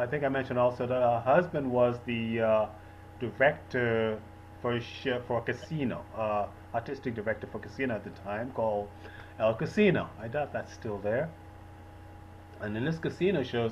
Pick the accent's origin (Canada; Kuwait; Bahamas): Bahamas; Growing up in the Bahamas, it's very traditional